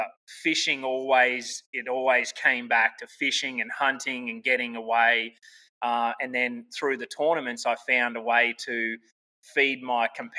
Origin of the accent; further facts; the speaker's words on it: Toowoomba, Queensland, Australia; moved away as an adult; now in United States; born and bred in Australia, Toowoomba, Queensland. It was my hometown, and I basically lived in Australia my first 26 years of my life.